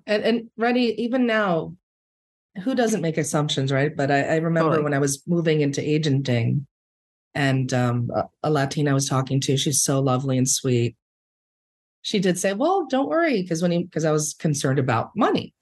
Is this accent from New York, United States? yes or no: yes; New York City, New York, United States; born or raised there; first language Spanish; English is a second language